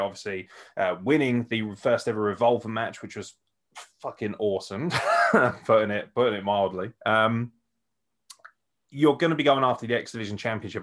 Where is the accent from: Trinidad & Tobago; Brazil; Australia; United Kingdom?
United Kingdom; as a Brit